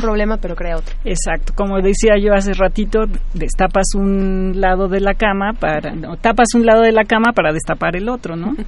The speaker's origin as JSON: {"language": "Spanish", "region": "Mexico City", "country": "Mexico", "tie": "born or raised there", "said": "yo crecí en esta ciudad, soy nativa chilanga"}